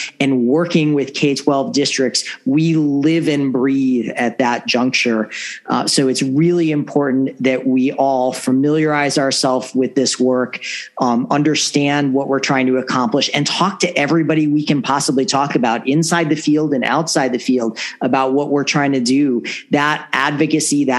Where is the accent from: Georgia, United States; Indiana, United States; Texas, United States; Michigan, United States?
Indiana, United States; my home state of Indiana